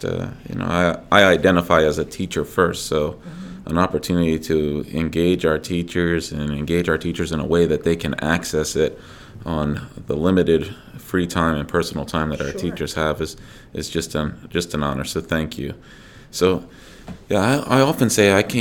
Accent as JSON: {"language": "English", "town": "Dover", "region": "Delaware", "country": "United States", "tie": "born or raised there", "said": "I grew up in Dover, Delaware"}